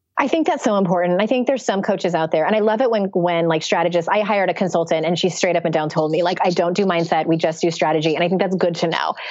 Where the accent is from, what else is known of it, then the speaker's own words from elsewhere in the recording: San Diego, California, United States; moved away; I went back to my hometown of San Diego